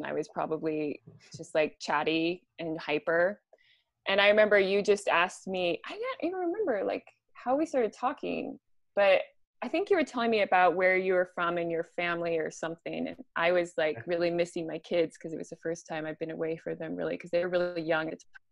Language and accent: English; Spokane, Washington, United States; I grew up in Spokane, Washington.